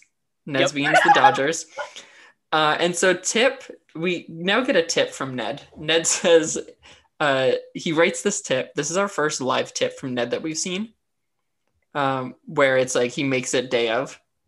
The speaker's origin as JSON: {"language": "English", "region": "New Hampshire", "country": "United States", "said": "I'm from New Hampshire."}